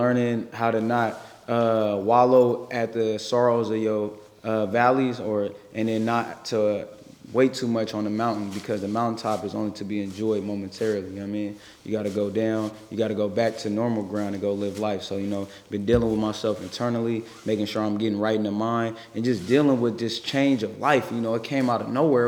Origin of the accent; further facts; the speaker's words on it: San Francisco, California, United States; I grew up in the city. I grew up on Hayden Webster. That's Page Street. And then at 11, I moved to Hunters Point, lived on Garlington.